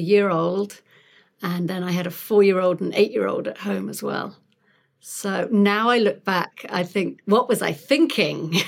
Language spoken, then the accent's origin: English; London, United Kingdom; moved away as an adult; also born or lived in Sheffield; now in Pasadena, United States; I'm not from round here. I'm originally from London